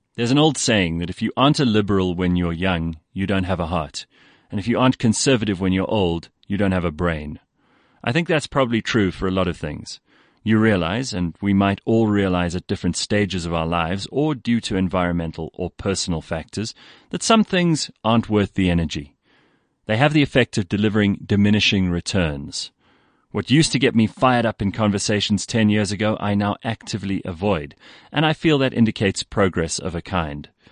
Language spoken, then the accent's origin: English; South Africa; I used to be proud of being South African